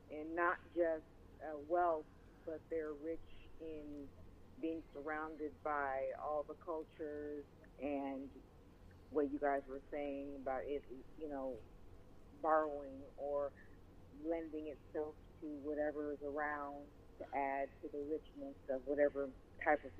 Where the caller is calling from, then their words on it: Los Angeles, California, United States; I'm calling from Los Angeles, California.